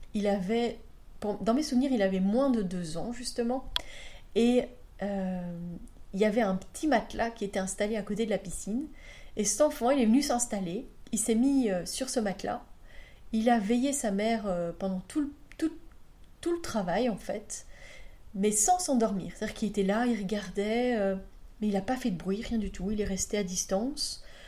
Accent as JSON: {"language": "French", "country": "Belgium", "said": "chez nous en Belgique"}